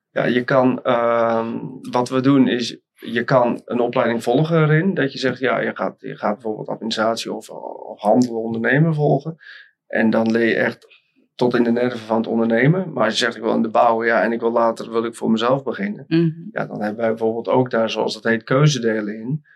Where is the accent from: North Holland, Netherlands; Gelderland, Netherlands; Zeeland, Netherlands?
North Holland, Netherlands; Volendam; Ik kom oorspronkelijk uit Noord-Holland, net boven Amsterdam. En om precies te zijn uit Volendam